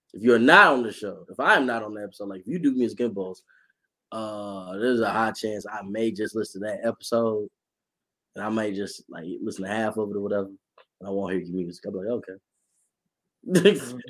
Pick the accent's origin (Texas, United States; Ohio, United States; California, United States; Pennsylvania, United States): Texas, United States; I lived here my whole life.